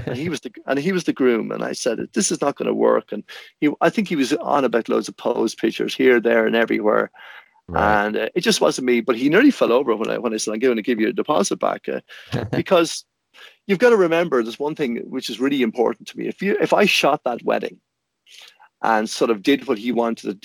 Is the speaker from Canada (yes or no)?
no; Ireland